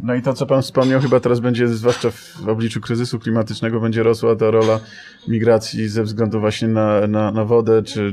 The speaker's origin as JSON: {"language": "Polish", "region": "Silesian Voivodeship", "country": "Poland", "said": "wywodzę się z pogranicza polsko-niemieckiego, Śląsk"}